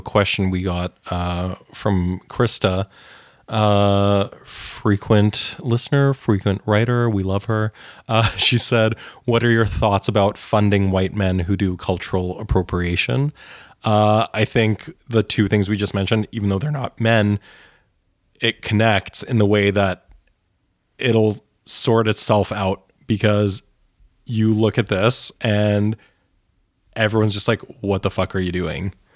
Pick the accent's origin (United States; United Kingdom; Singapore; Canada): Canada; as a Canadian